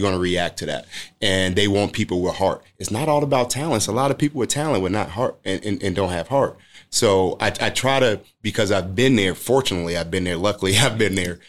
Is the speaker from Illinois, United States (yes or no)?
yes; Chicago, Illinois, United States; where I grew up in the Robert Taylor homes, it's a lot of basketball players